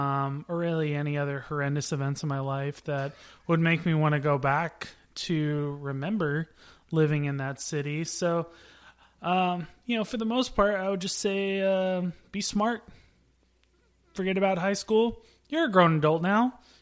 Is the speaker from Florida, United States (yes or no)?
no; Temple, Texas, United States; moved away; I grew up in Temple, Texas, which is about as Friday Night Lights as you can get